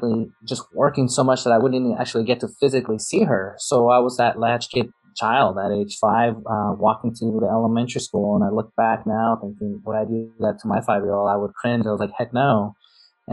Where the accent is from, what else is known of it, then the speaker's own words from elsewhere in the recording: New York City, New York, United States; I grew up in New York City